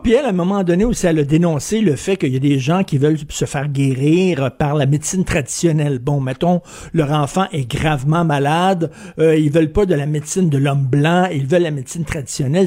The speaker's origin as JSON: {"language": "French", "region": "Quebec", "country": "Canada", "said": "je suis québécois"}